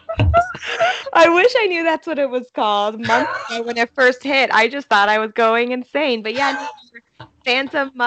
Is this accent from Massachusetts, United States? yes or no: yes; Massachusetts, United States; now in New York City, United States; I'm originally from Massachusetts.